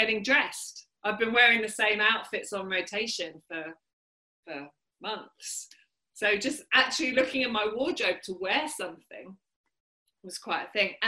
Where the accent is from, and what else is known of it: United Kingdom; born or raised there